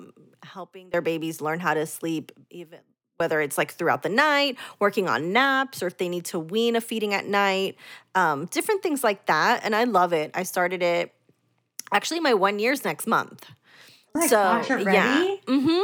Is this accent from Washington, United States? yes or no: no; Orlando, Florida, United States; also born or lived in Puerto Rico; Well, I was born in Puerto Rico, but raised in Orlando, so I'm always just saying I'm from Orlando.